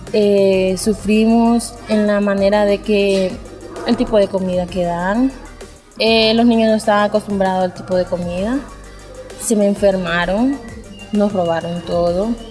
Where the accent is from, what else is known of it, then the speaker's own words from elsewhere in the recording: Honduras; moved away as an adult; now in Chiapas, Mexico; soy de Honduras y tengo 23 años